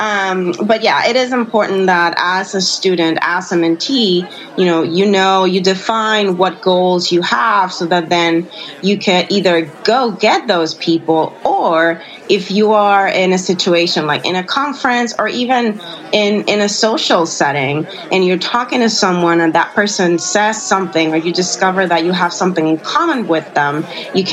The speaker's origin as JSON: {"language": "English", "country": "Puerto Rico", "said": "I'm from Puerto Rico"}